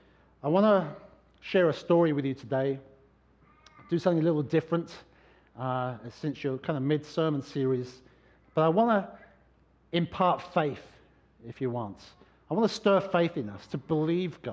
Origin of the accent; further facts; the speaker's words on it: London, United Kingdom; now in New Hampshire, United States; I was born in London, and it was the place I grew up